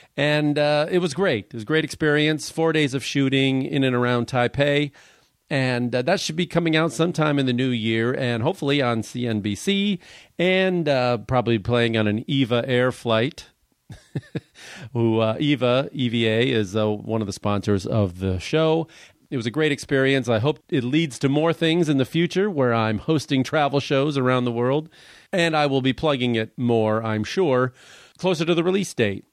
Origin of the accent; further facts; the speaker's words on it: Crete, Illinois, United States; I grew up directly south, too, like, kinda by, not too far from the border